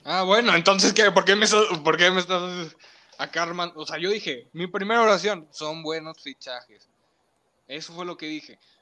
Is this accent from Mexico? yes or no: yes; Mexico; yo soy mexicano